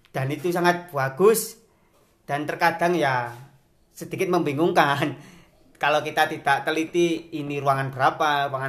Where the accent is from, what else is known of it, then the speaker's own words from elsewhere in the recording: Pasuruan, East Java, Indonesia; born there; apalagi saya itu lahir di kota Pasuruan, di Kabupaten Pasuruan.